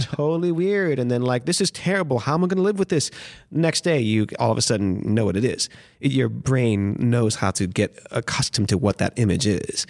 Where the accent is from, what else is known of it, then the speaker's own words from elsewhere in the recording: Miami, Florida, United States; moved away as an adult; also born or lived in Los Angeles / Boston; now in New York, United States; I feel like I grew up in Miami